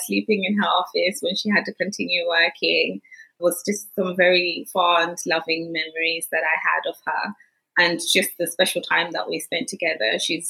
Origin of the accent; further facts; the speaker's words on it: Johannesburg, Gauteng, South Africa; born there; also born or lived in Zimbabwe; So I was born in Johannesburg, and it was in the last, probably final 6 years of the apartheid, and I was taken to my grandmother's to stay in Zimbabwe.